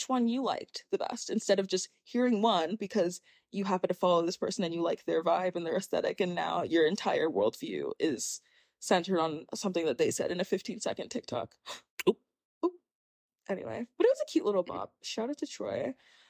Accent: Nigeria; And I'm Nigerian.

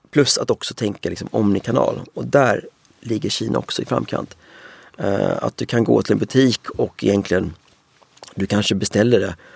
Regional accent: Sweden; Alla var så här, ni kinarren, var kommer du ifrån? Uh, jag är från Sverige.

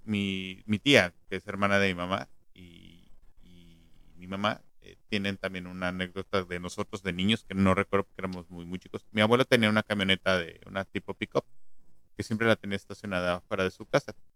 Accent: Mexico City, Mexico; moved away; yo de niño eh, vivía todavía en la Ciudad de México

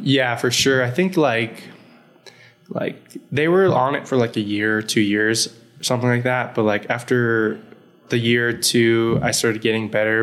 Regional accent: El Paso, Texas, United States; moved away; also born or lived in Dallas / California; growing up in El Paso

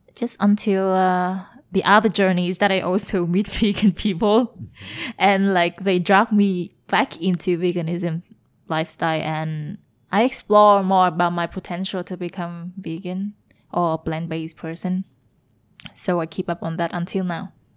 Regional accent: Hanoi, Vietnam; moved away as an adult; also born or lived in Germany / Taiwan / Belgium; now in Ho Chi Minh City, Vietnam; I'm from Hanoi

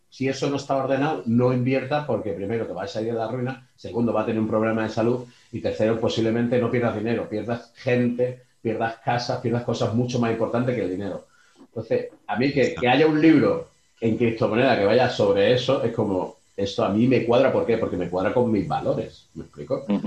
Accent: Málaga, Andalusia, Spain; yo soy de Málaga

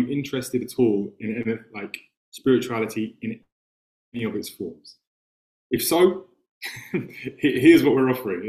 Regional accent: London, United Kingdom; accent: English; I was born in London in 1985. And I grew up in a very artistic family

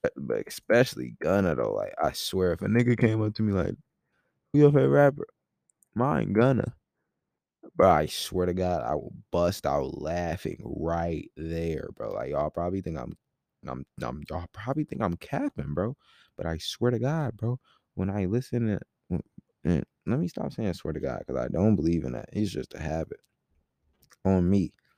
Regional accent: Rockford, Illinois, United States; moved away; I was in my hometown, Rockford, Illinois, for, like, three weeks

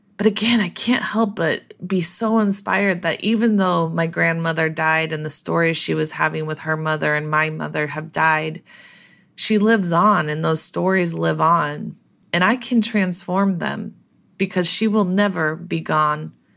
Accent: Colorado, United States; grew up in Colorado, had no relationship to this land

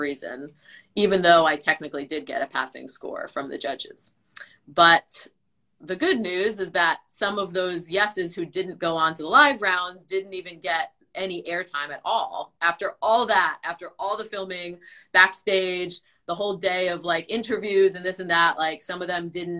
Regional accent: Long Island, New York, United States; I'm from Long Island, New York.

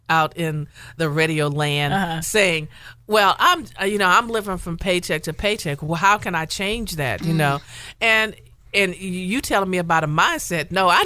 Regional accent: the South, United States; And you know, and I'm from the South, and that was taught to me in the pulpit from day one, right?

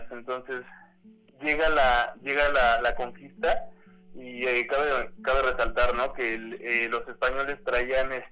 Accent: Mexico; como mexicano

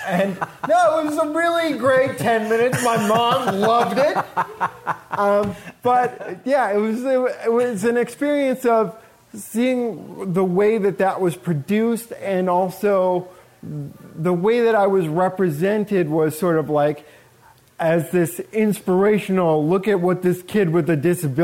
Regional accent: Buffalo, New York, United States; growing up in Buffalo, New York

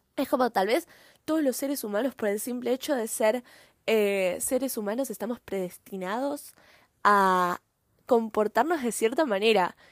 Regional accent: Argentina; yo soy argentina, ¿no? Eh, en Argentina tenemos una cultura diferente

